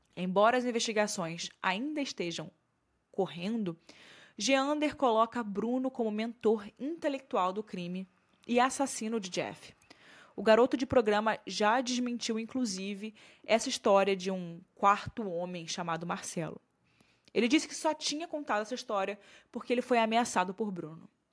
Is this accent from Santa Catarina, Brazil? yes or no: no; Rio de Janeiro, Brazil; Eu sou do Rio